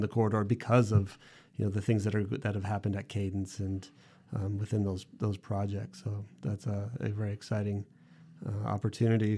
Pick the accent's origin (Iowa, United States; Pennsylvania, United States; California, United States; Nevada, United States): Nevada, United States; Henderson; also born or lived in Toronto, Canada; I'm from Henderson.